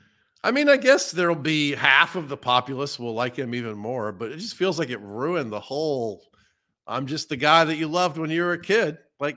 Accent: Georgia, United States; born or raised there

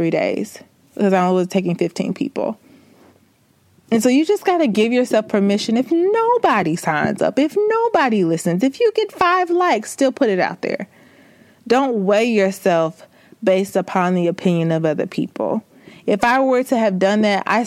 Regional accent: the South, United States; I'm from the South. I'm country as a mug.

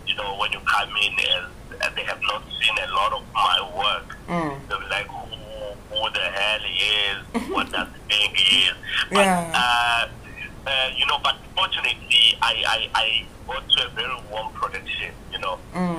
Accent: Mkondo, Mpumalanga, South Africa; also born or lived in KwaZulu-Natal / Ekurhuleni; I was born in KZN, in the northern side of the KZN, and I grew up there partly in Mpumalanga, Mkondo, and partly in the East Rand, Ekurhuleni.

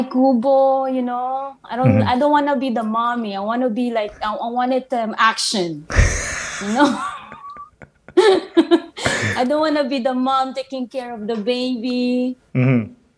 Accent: Valenzuela, Metro Manila, Philippines; also born or lived in Isabela, Philippines; now in Montreal, Canada; I was born in Isabela, but I grew up in Valenzuela in Manila, Metro Manila

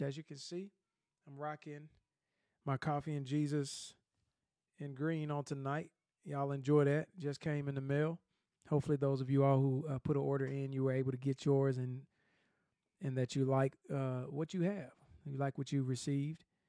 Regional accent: Atlanta, Georgia, United States; now in Nashville, United States; I'm from Atlanta

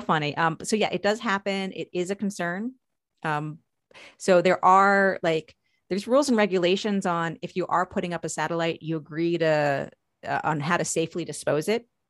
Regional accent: Long Island, New York, United States; now in Maryland, United States; I grew up in New York, uh, specifically on Long Island

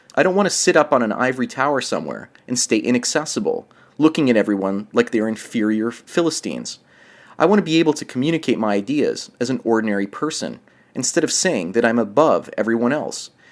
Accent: Canada; up here in Canada

